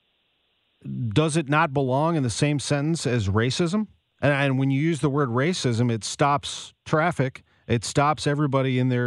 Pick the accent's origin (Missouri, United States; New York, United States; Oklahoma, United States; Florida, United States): Missouri, United States; St. Louis; You and I grew up in St. Louis